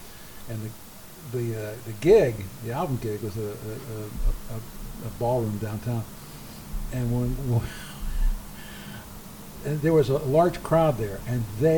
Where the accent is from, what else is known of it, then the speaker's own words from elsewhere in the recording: Baltimore, Maryland, United States; moved away as an adult; now in Portland, United States; when I first moved here, I'm from Baltimore, and I moved here, and I was full of East Coast